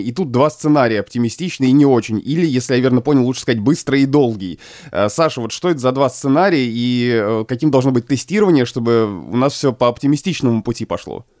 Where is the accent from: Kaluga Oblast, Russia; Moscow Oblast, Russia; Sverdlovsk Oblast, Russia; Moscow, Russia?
Kaluga Oblast, Russia; Obninsk; moved away; Вот я из Обнинска